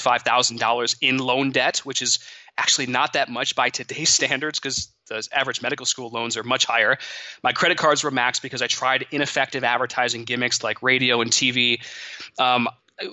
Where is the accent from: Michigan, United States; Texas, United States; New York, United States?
Michigan, United States; Monroe; I grew up in Monroe, Michigan